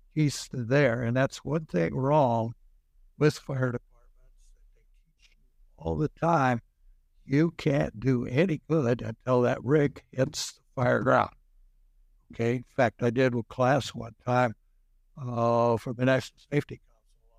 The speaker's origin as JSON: {"language": "English", "town": "Waterloo", "region": "Nebraska", "country": "United States", "tie": "born or raised there", "said": "I was up Waterloo, Nebraska."}